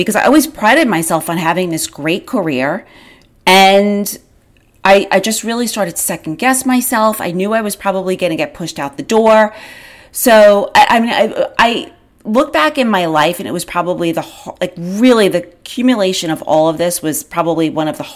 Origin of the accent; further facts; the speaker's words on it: Long Island, New York, United States; I grew up on Long Island